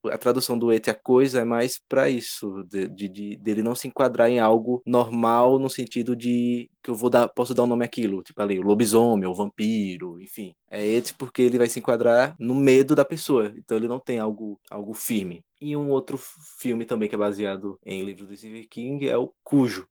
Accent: Brazil; o nosso dialeto, o nosso brasileiro

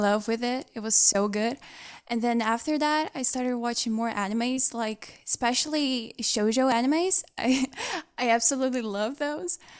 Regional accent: Brazil; one of the members from Brazil

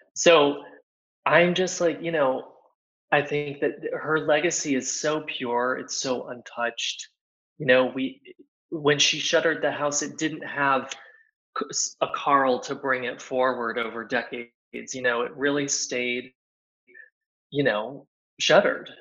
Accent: Plano, Texas, United States; moved away as an adult; also born or lived in New York; now in Paris, France; being from Plano, Texas, being an American

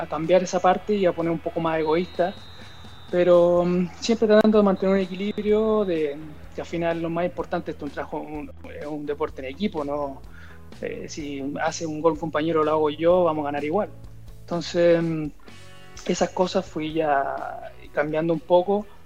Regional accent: Chile; now in Andorra; que también está acá en, Andorra, el mismo Guille también, que, somos los, los chilenos que, estamos pendientes, los más futbolizados

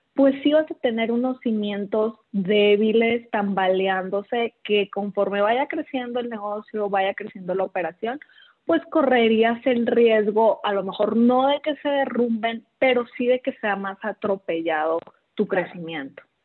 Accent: Los Mochis, Sinaloa, Mexico; moved away as an adult; now in Guadalajara, Mexico; yo de Mochis

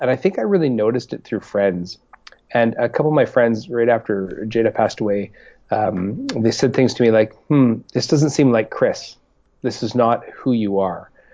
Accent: Winnipeg, Manitoba, Canada; also born or lived in Regina, Saskatchewan; now in British Columbia, Canada; I was born in Winnipeg, actually, uh, and then uh, spent a number of years in Regina.

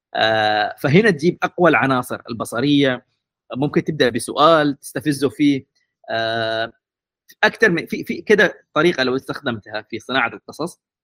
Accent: Aden, Yemen; moved away; also born or lived in Mukalla; عدن لان هي المدينه اللي ولدت فيها تربيت فيها يعني انا ابن عدن ابن كريتر تحديدا

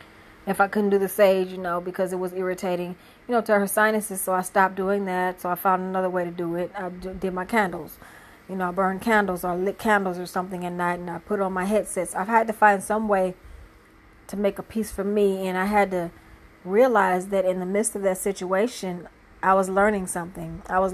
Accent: Michigan, United States; moved away as an adult; also born or lived in California; now in Tennessee, United States; My testimony is I had moved down here and to Tennessee and from Michigan, which is my hometown, but I never really lived that much in my hometown except this last go around, which was 17 years

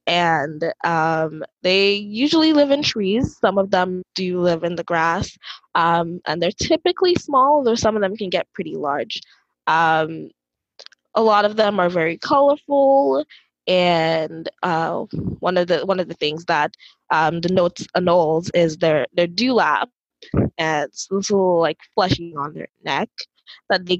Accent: Dominica; moved away as an adult; now in Texas, United States; I'm from the Commonwealth of Dominica

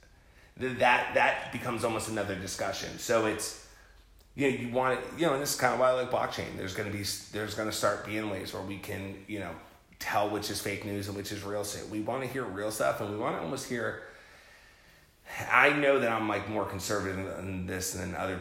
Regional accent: New Jersey, United States; I'm from Jersey

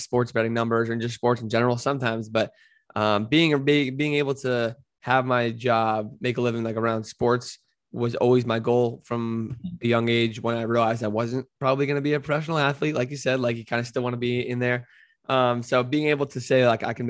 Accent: New Jersey, United States; I'm from New Jersey

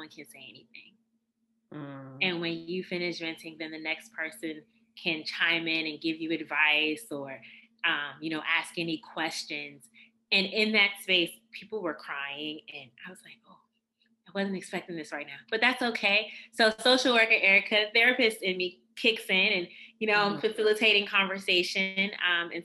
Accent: Washington, District of Columbia, United States; I grew up in Northwest DC in the late 80s, early 90s.

